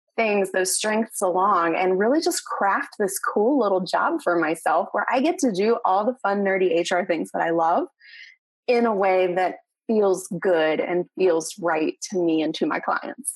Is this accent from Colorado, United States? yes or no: no; Southern West Virginia, United States; moved away as an adult; now in Northeast Tennessee, United States; I am a West Virginia raised girl, and I am super proud of my home state